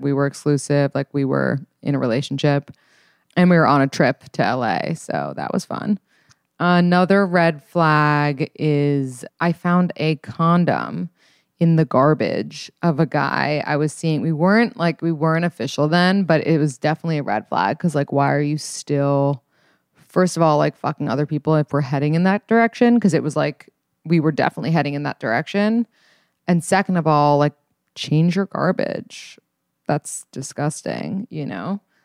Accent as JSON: {"language": "English", "town": "New York City", "region": "New York", "country": "United States", "tie": "born or raised there", "said": "so I grew up in New York City"}